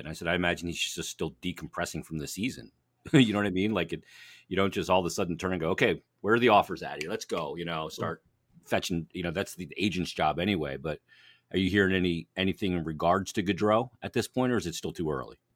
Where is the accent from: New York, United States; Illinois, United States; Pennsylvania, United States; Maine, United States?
Pennsylvania, United States; Philadelphia; we're from here